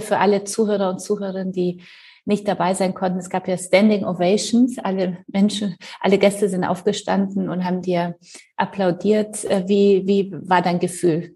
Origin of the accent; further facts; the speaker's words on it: Poland; now in Germany; Ich komme ja aus Polen